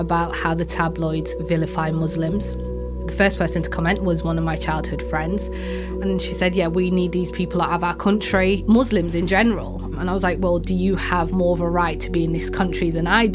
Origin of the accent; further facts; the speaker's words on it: Yorkshire and the Humber, United Kingdom; I'm actually a Yorkshire girl. I'm from Yorkshire, I'm British